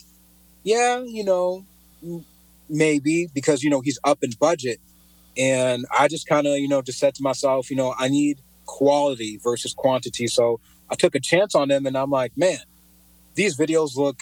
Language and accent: English; Cedar Falls, Iowa, United States; also born or lived in Pocatello, Idaho; moved to Iowa when I was around 2, I believe, been living here ever since